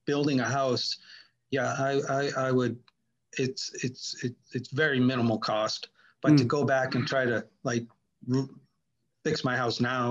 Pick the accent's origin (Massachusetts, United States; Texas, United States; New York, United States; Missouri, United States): Massachusetts, United States; Boston; moved away; I'm from Boston